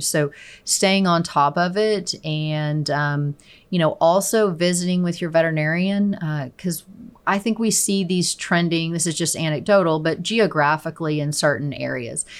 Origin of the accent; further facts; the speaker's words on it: Chickasha, Oklahoma, United States; now in Stillwater, United States; I am originally from Chickasha, Oklahoma